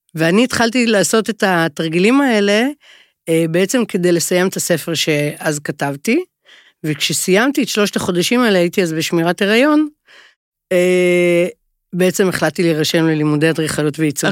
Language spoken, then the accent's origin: Hebrew; Jerusalem, Jerusalem District, Israel; גדלתי בירושלים